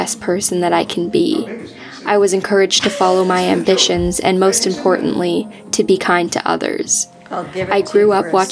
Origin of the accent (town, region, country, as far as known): Georgetown, Ontario, Canada; born or raised there; moved away as an adult; now in Ottawa, Canada